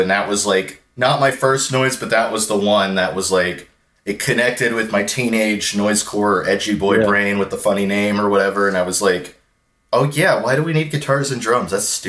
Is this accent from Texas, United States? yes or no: yes; Houston, Texas, United States; Houston with like … obviously that was kind of what really made it like a big deal to me, is like discovering this genre and within a few weeks discovering like not only is there a community in the city I grew up